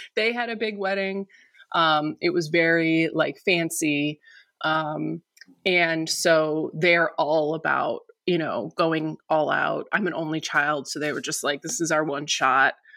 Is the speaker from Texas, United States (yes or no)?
no; near Detroit, Michigan, United States; now in Los Angeles, United States; So we're both from Michigan. We're, we're basically from the same area. We're from the same county, um, near Detroit